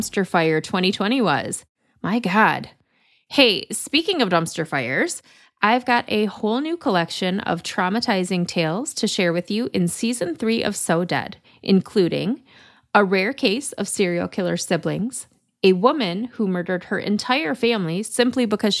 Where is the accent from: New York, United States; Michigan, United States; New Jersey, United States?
Michigan, United States; accent: Michigan; my Michigan accent